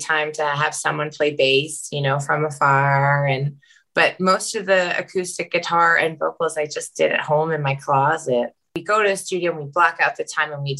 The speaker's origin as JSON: {"language": "English", "town": "Taunton", "region": "Massachusetts", "country": "United States", "lives_now": "Arlington, United States", "said": "I'm from Taunton, Mass"}